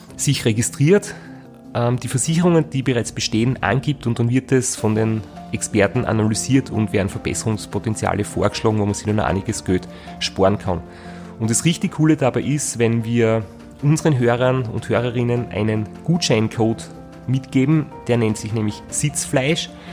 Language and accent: German; Austria; bei uns in Österreich